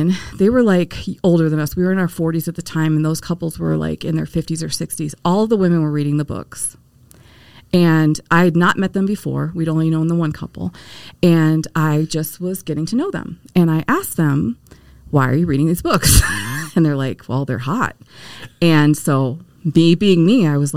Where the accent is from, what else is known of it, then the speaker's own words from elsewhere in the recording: Detroit, Michigan, United States; I was born in Detroit. And when you are born in Detroit, the Motor City, you don't pick your religion